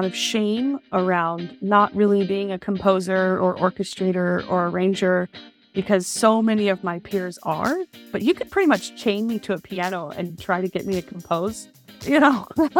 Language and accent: English; Indianapolis, Indiana, United States; now in Weehawken, United States; I am originally from Indianapolis, Indiana, and now I live in Weehawken, New Jersey, so right across the Hudson River from Times Square.